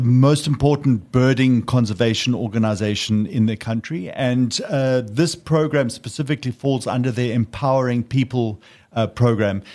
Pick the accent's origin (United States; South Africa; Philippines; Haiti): South Africa; Pietermaritzburg, KwaZulu-Natal; moved away; also born or lived in Sedgefield; I grew up near Maritzburg, but uh, we have a guest house also in Sedgefield now